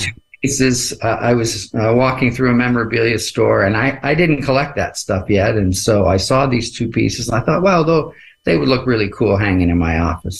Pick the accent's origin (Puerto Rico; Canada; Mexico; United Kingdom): Canada; I'm a Canadian